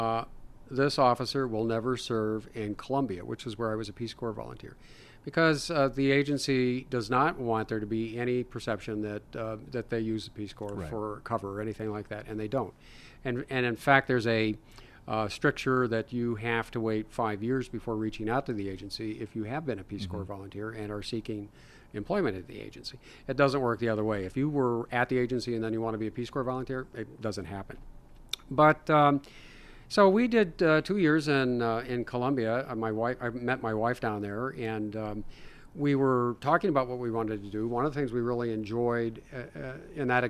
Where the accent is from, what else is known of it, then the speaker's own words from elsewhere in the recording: Ohio, United States; I'm from Ohio